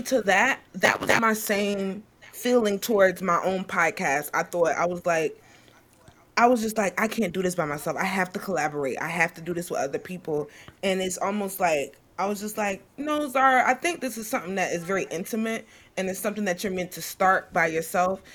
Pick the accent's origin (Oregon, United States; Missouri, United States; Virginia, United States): Virginia, United States; Richmond; I'm from Richmond, Virginia, Blackwell